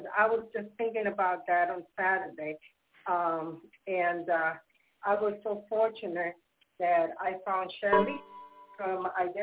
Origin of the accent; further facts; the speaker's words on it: New York City, New York, United States; now in Yonkers, United States; Queens, New York